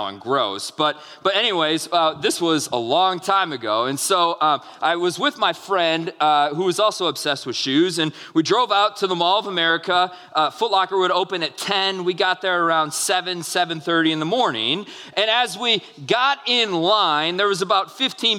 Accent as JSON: {"language": "English", "region": "Minnesota", "country": "United States", "tie": "born or raised there", "said": "I grew up in Minnesota"}